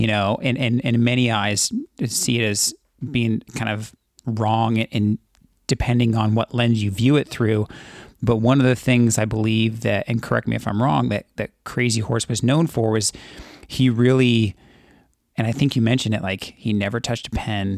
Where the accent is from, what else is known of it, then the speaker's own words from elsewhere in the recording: California, United States; growing up in California